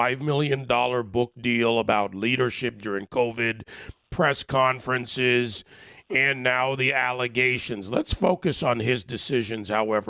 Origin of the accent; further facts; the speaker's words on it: across the river from New York City, New Jersey, United States; moved away as an adult; now in Florida, United States; You know, I'm a New Yorker at heart, as you know, Andrew. I love New York City, grew up across the river, spent my life, still we're headquartered in New York City, but I'm in Florida now.